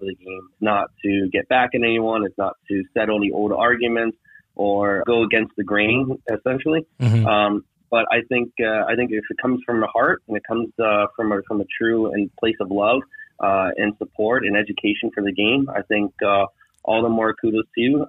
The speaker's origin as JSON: {"language": "English", "region": "North Carolina", "country": "United States", "tie": "born or raised there", "moved": "yes", "said": "living in the South, living in North Carolina at the time because my dad was in the military"}